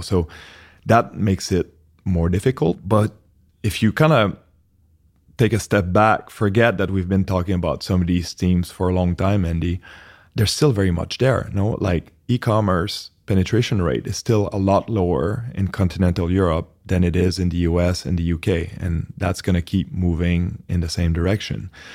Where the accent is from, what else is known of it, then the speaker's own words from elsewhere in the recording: Canada; accent: French Canadian; moved away as an adult; also born or lived in New York; I'm originally Canadian, French Canadian, if anyone's trying to place the accent